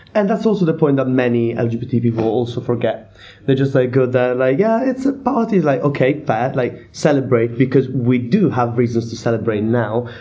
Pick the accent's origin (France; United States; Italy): Italy; now in Bath, United Kingdom; I come from Italy